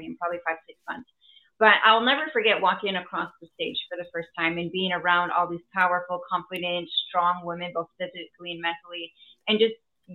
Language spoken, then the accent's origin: English; Wisconsin, United States; also born or lived in Texas; my entrepreneur journey probably began when I was young, growing up actually here in Wisconsin